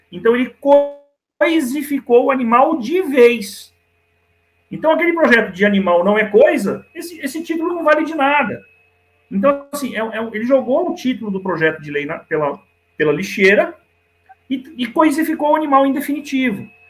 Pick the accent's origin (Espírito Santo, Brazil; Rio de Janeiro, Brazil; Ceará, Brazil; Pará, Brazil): Rio de Janeiro, Brazil; Niterói; moved away; Eu morei durante bastante tempo no Rio de Janeiro, minha infância foi no Rio de Janeiro, em Niterói